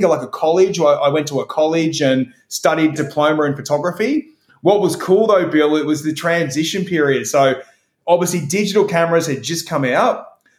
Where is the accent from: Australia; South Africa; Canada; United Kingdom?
Australia; Queensland; I took my two young sons to Australia Zoo, which is about 20 minutes from my hometown.